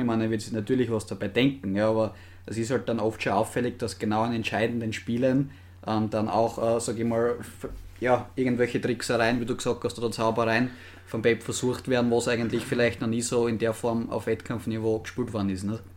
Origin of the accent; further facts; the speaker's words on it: Austria; als Österreicher